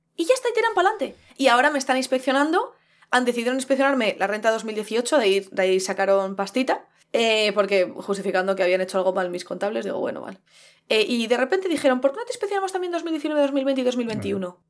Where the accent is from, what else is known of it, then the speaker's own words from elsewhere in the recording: Madrid, Community of Madrid, Spain; Como madrileña, como persona que nació en Madrid, en el centro de Madrid